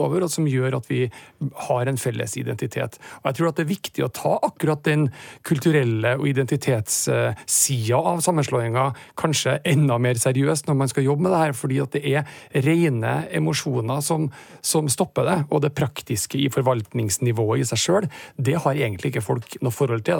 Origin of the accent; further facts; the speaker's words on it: Trøndelag, Norway; vi er trøndere, og vi er stolt av å være det